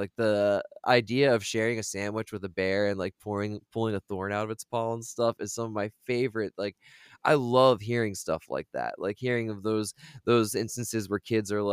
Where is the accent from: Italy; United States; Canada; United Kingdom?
United States; Delaware; I'm from Delaware.